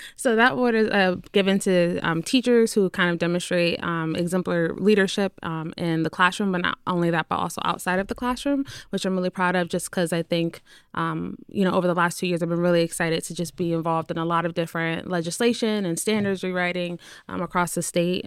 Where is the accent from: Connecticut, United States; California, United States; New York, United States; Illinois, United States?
Connecticut, United States; New Haven; also born or lived in Windsor, Connecticut; I'm originally from New Haven, so that's where I grew up